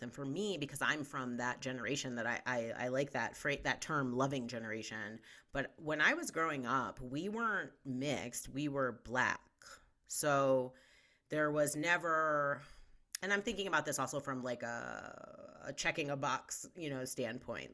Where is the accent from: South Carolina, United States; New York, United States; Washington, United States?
New York, United States; Westchester County, outside New York City, United States; now in Denver, United States; I grew up outside of New York City